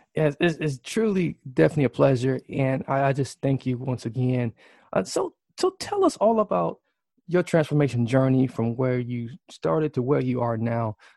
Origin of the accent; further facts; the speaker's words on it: Milwaukee, Wisconsin, United States; Greater Milwaukee, uh, right here in my hometown